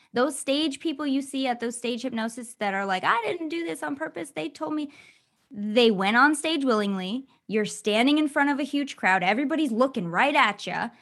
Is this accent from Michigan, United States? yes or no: yes; Michigan, United States; I grew up in Michigan